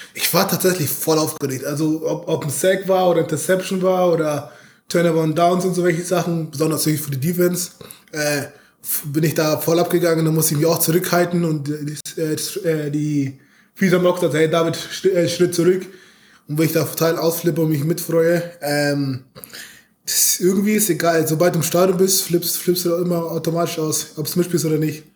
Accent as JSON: {"language": "German", "town": "Munich", "region": "Bavaria", "country": "Germany", "moved": "yes", "said": "ich komme aus München."}